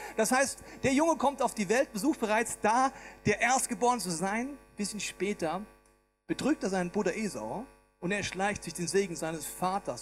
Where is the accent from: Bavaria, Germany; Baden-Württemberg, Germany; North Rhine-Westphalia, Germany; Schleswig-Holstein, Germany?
Bavaria, Germany; Ich bin im schönen Bayern groß geworden.